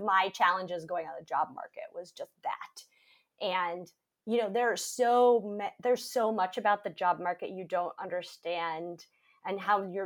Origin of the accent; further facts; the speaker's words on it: Michigan, United States; moved away as an adult; I grew up in Michigan.